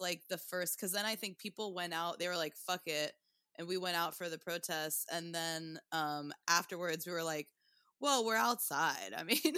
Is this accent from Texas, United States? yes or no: no; Tulsa, Oklahoma, United States; also born or lived in Portland, Oregon; now in New York, United States; I'm from Tulsa, Oklahoma, and then I started comedy in Portland, and then I've been in New York for, like, uh, since two thousand thirteen.